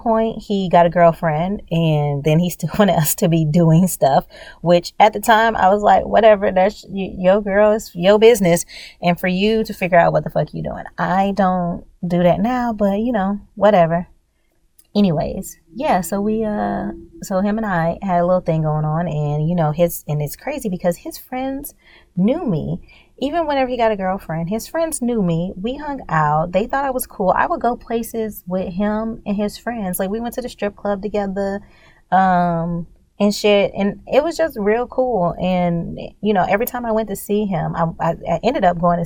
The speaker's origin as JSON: {"language": "English", "region": "Louisiana", "country": "United States", "said": "I'm from Louisiana"}